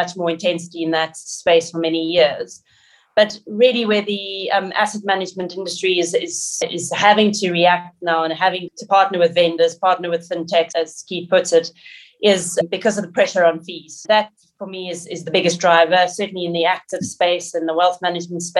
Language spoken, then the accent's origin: English; South Africa; my background is growing up in South Africa